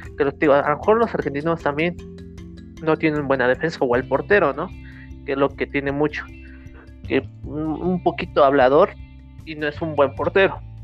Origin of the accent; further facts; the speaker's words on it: Mexico; como mexicanos